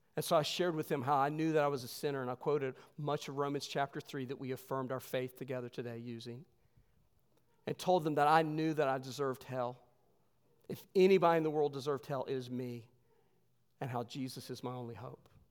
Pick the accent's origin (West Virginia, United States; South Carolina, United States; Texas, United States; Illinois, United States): West Virginia, United States; moved away; I'm from West Virginia